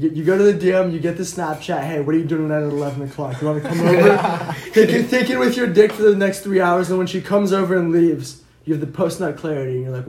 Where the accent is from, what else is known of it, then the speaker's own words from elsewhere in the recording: Lake Worth, Florida, United States; I'm from Lake Worth, Florida.